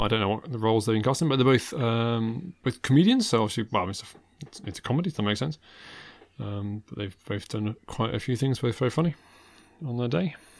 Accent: United Kingdom; I was born here

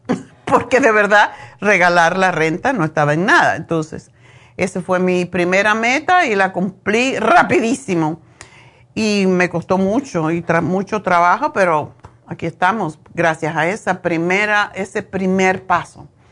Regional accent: Cuba; moved away as an adult; also born or lived in Madrid, Spain; now in Los Angeles, United States; Lo primero que estudié cuando salí de Cuba en Madrid fue esteticien

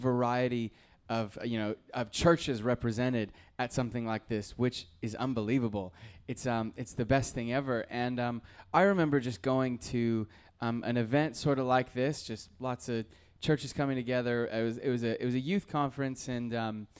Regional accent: North Idaho, United States; moved away; I grew up in North Idaho

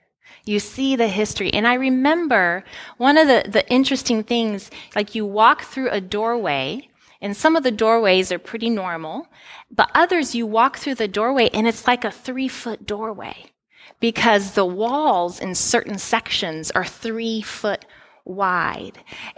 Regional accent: Italy; born there; As many of you know, I grew up overseas. So I was born in Italy.

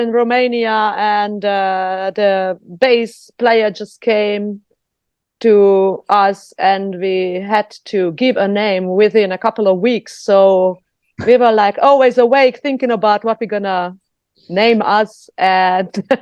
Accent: Slovakia; now in Germany; I am a Hungarian from Slovakia.

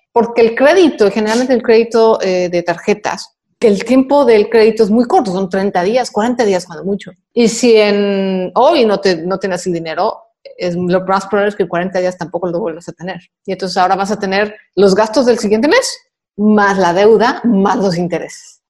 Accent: Mexico; en mi país

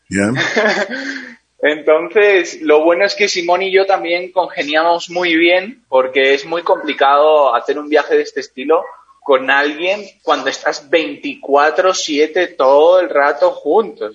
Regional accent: San Sebastián, Basque Country, Spain; also born or lived in Caracas, Venezuela; nací en Caracas, eh, viví en Caracas hasta los nueve años y a los nueve años me fui a, San Sebastián, al País Vasco, en España

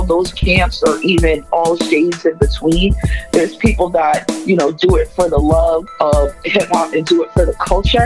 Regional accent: Boston, Massachusetts, United States; I'm a third generation Bostonian. I'm from Dorchester

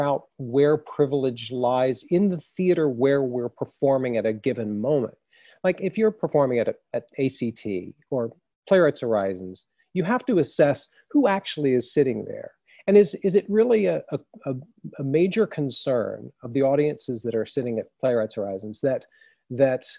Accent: Texas, United States; I grew up in Texas

